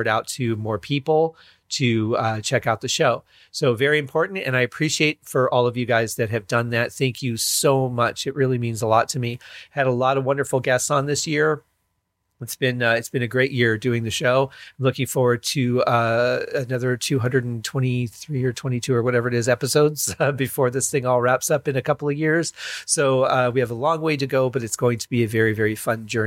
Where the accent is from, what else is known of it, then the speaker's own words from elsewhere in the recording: Michigan, United States; also born or lived in Colorado / Arizona; now in Las Vegas, United States; I grew up in Michigan, so it's a little different than it is here in Vegas